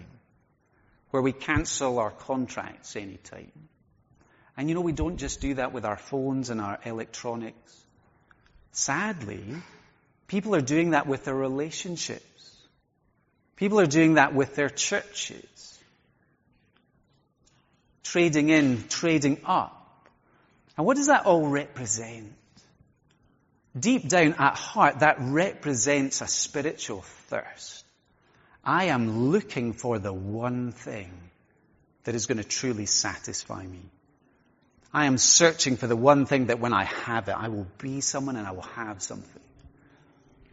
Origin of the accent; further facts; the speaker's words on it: Skye, Scotland, United Kingdom; I grew up in Skye, grew up on the shore of a sea loch